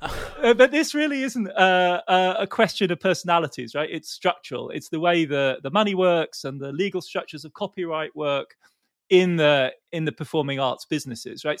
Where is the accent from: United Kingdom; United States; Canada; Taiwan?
United Kingdom; as a Brit